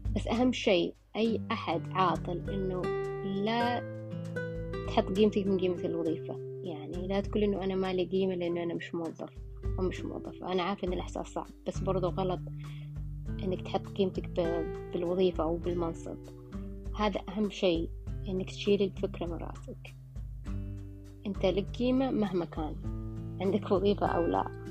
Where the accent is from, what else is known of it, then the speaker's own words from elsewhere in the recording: Saudi Arabia; إحنا مجتمع سعودي